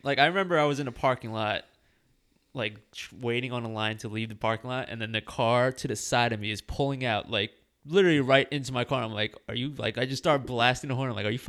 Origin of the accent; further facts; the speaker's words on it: Merrick, New York, United States; he saw I was from Merrick